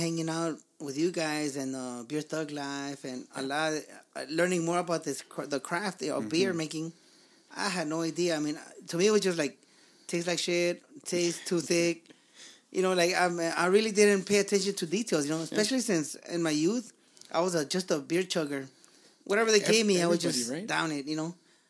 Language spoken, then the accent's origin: English; Los Angeles, California, United States; I grew up in East LA.